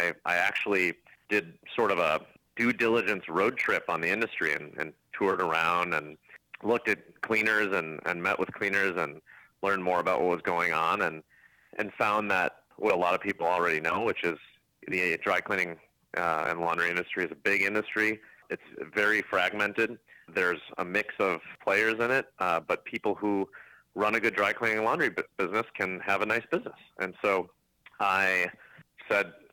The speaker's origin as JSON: {"language": "English", "town": "Minneapolis", "region": "Minnesota", "country": "United States", "tie": "born or raised there", "said": "born and raised in Minnesota, in the Minneapolis-St. Paul area"}